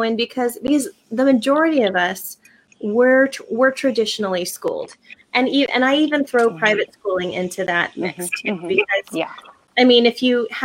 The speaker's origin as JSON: {"language": "English", "town": "Colton", "region": "California", "country": "United States", "tie": "born or raised there", "said": "I went to the same public school, elementary, middle, and high schools that my parents did in our small town of Colton, California. I grew up in Colton."}